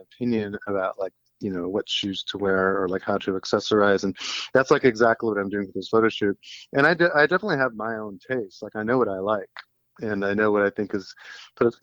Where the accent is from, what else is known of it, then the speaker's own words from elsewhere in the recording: University City, Missouri, United States; I grew up in St. Louis, Missouri, and are in a suburb called University City or U City